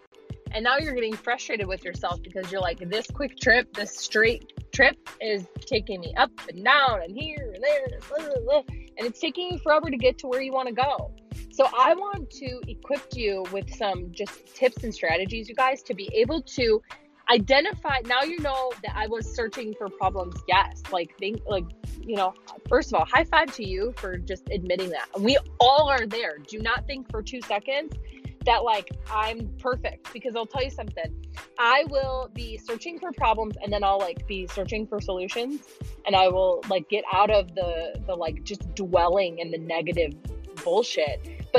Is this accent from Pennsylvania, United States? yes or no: no; Illinois, United States; now in Nashville, United States; I am formerly from Illinois as of May. So like 6 months ago, I moved to Nashville. That is why I sound like I'm from Minnesota.